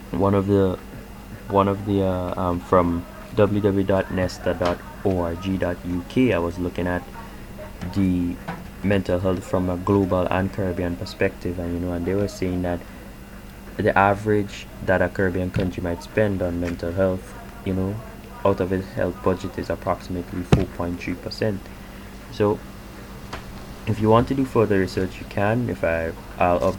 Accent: Canada; just speaking you know as a Canadian and how I you know view the the impact that coronavirus has had on me

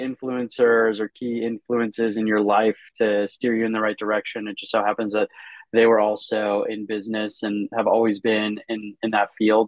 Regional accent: Minnesota, United States; moved away as an adult; also born or lived in Michigan / Chicago; I grew up in Minnesota

